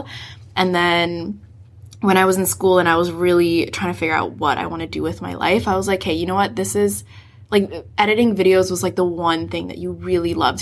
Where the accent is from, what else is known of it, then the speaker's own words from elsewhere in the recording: San Francisco, California, United States; now in Vancouver, Canada; I grew up in San Francisco